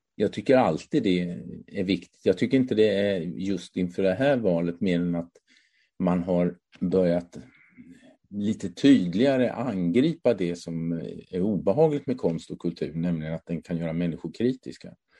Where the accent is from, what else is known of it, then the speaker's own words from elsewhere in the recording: Hässleholm Municipality, a small village in northern Skåne, Sweden; tonåren växte jag upp i en hemsk liten by, eller hemsk kan jag inte säga, men en väldigt liten by i norra Skåne